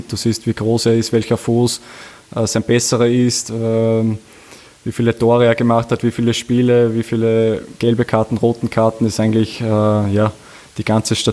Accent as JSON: {"language": "German", "region": "Upper Austria", "country": "Austria", "said": "Wir, wir sind beide aus Oberösterreich und äh, ich, wir fühlen uns extrem wohl. Wir sind zu Hause in Linz"}